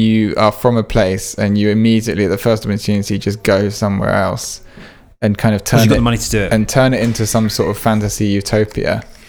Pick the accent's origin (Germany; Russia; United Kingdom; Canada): United Kingdom; England; the problem with being English